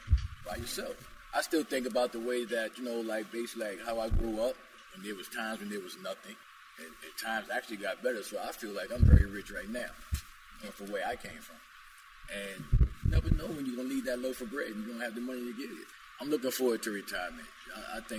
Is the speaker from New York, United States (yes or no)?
yes; New York City, New York, United States; I love New York. I'm actually a New Yorker